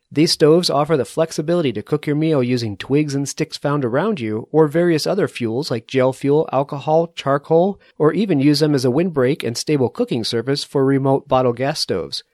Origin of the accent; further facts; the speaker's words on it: New England, United States; now in Colorado, United States; I grew up in New England with you at, at sea level